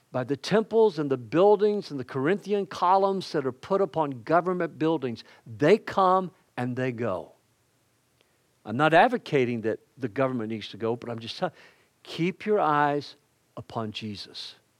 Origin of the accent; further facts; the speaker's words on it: the South, United States; I'm a Southerner